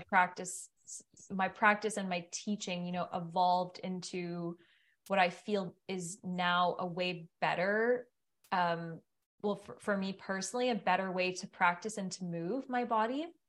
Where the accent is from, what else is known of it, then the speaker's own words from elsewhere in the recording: Ottawa, Ontario, Canada; moved away; also born or lived in Tremblant / Banff; I'm from Ottawa